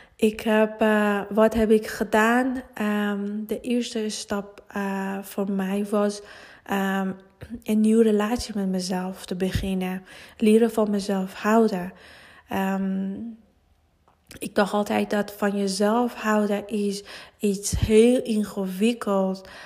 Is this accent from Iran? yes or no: yes; Iran; Dutch is a second language; moved away as an adult; now in Netherlands; Nederlands is niet mijn moedertaal en uh, ik, kom, eh, ik kom uit Iran. Ik woon 17 jaar hier en eh, ja, ik heb met andere taal, andere cultuur opgegroeid